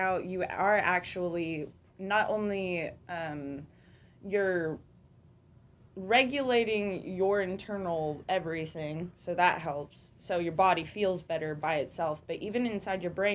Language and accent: English; Oklahoma, United States; growing up in Oklahoma